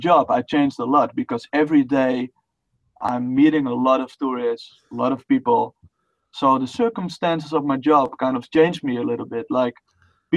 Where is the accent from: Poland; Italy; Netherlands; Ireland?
Netherlands; first language Dutch; English is a second language; I'm Dutch. That's my native tongue